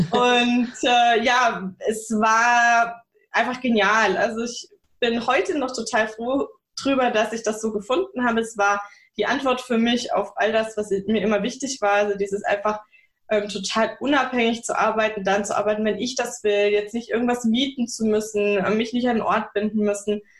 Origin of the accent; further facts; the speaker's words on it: Bavaria, Germany; Ist meine Wahlheimat, eigentlich bin ich aus Bayern, und bis aufs Wetter ist es hier auch mega schön.